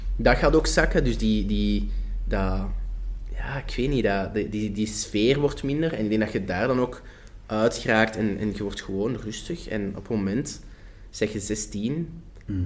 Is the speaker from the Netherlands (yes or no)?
no; Flanders, Belgium; accent: Flemish